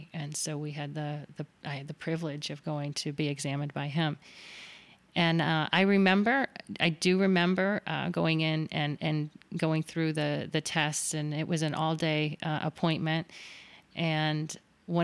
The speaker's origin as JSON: {"language": "English", "town": "Miami", "region": "Florida", "country": "United States", "tie": "born or raised there", "said": "It was diagnosed at age 4 at Boston Palmer Eye Institute in Miami, which was home. I grew up in South Florida."}